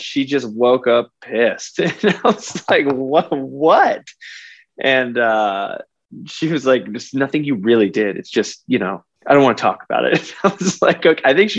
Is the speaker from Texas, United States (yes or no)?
yes; Texas, United States; I grew up in Texas.